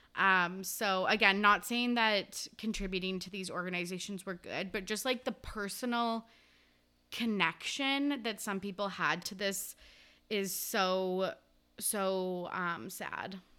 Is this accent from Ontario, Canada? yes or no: no; Kamloops, British Columbia, Canada; my hometown, Kamloops